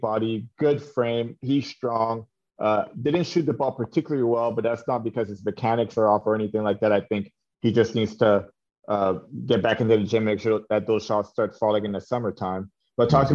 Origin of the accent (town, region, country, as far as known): Canada; moved away